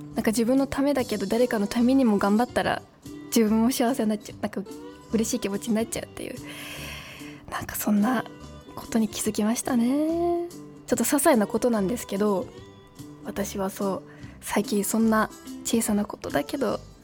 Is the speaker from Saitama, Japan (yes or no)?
yes; Saitama, Japan; 私も埼玉県民だし